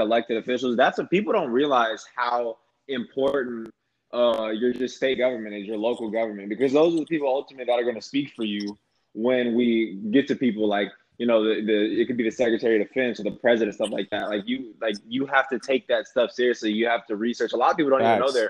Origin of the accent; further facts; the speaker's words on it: Texas, United States; also born or lived in Tom Green County, Texas; I'm from Texas and I'm registered in Texas, but I'm registered in Tom Green County, which is 4 hours away from where I'm at right now.